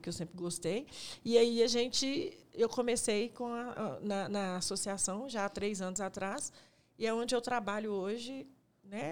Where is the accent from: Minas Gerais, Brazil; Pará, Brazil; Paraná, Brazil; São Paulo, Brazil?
Minas Gerais, Brazil; Belo Horizonte; eu sou da Vila Cafezal